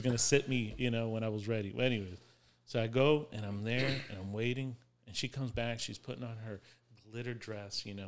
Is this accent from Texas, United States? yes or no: no; West Palm Beach, Florida, United States; I'm from West Palm Beach.